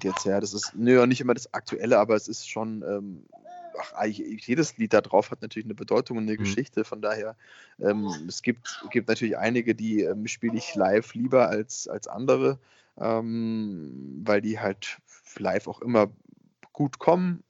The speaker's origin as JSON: {"language": "German", "region": "Bavaria", "country": "Germany", "said": "ich komme ja aus Bayern"}